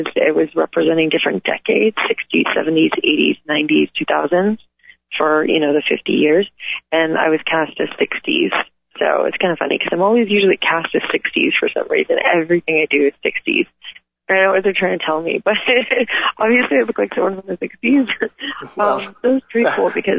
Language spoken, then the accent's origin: English; Calabasas, California, United States; where I'm from, where I grew up in Calabasas